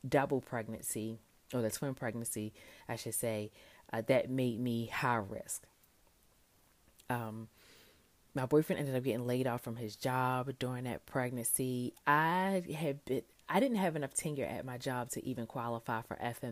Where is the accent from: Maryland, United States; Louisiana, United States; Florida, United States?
Maryland, United States; Baltimore; moved away as an adult; also born or lived in Tuskegee, Alabama; now in Hanover, United States; I am from Baltimore, born and raised